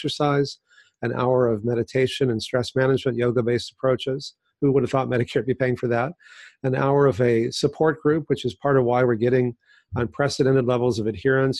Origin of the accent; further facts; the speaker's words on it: Texas, United States; now in California, United States; I grew up in Texas